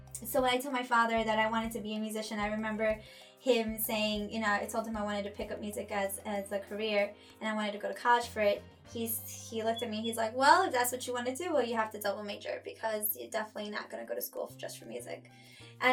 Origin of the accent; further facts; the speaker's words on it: New York City, New York, United States; also born or lived in Ecuador; I was born in Ecuador. I came to New York when I was only 2 years old. And we lived in an apartment in Flushing, New York